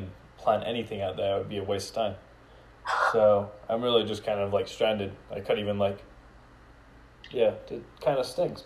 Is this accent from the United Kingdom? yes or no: yes; Scotland, United Kingdom; moved away; I was born in Scotland